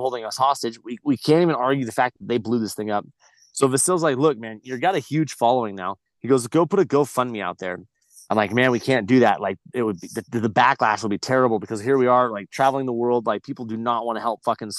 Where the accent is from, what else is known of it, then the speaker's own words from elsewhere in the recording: Glamis, California, United States; grew up in the dunes. I grew up in Glamis